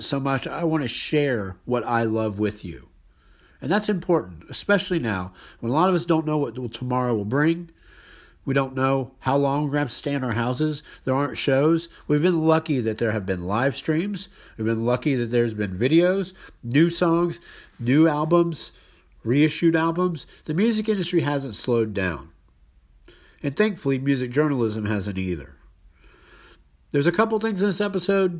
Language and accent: English; Houston, Texas, United States; I'm from Houston.